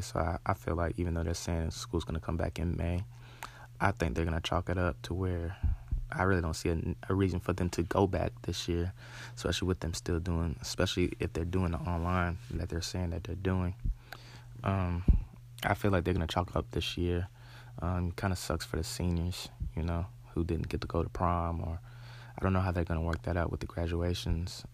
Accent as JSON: {"language": "English", "town": "Charlotte", "region": "North Carolina", "country": "United States", "tie": "born or raised there", "said": "I'm born and raised in Charlotte"}